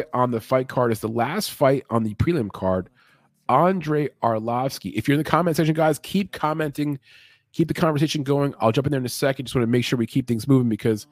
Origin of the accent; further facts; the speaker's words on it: Puerto Rico; I'm from Puerto Rico